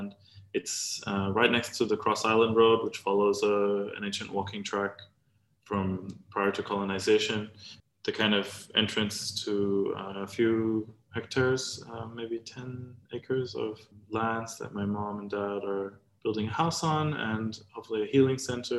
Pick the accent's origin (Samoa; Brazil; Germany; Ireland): Samoa; moved away; also born or lived in Australia; growing up in Samoa, but also in Australia